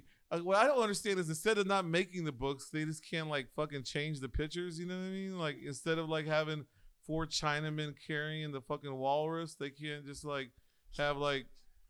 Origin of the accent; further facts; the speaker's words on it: the South, United States; I'm from the South, fool.